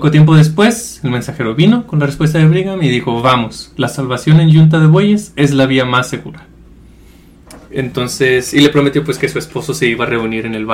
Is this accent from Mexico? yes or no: yes; Mexico; Nosotros pues, somos mexicanos